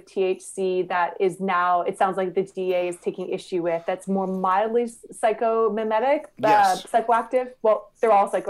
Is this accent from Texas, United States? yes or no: no; Myrtle Beach, South Carolina, United States; moved away; also born or lived in Canada / London, United Kingdom; I grew up in Myrtle Beach in South Carolina.